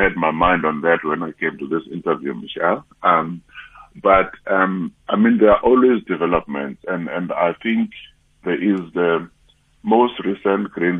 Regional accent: Eastern Cape, South Africa; I come from the Eastern Cape

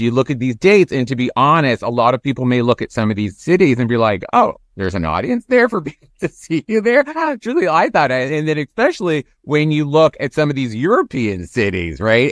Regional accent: Toronto, Ontario, Canada; moved away; I'm from Toronto originally

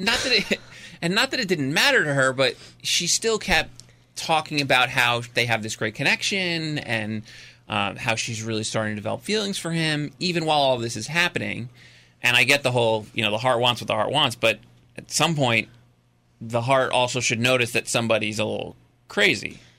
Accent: New Jersey, United States; moved away; I grew up in Jersey

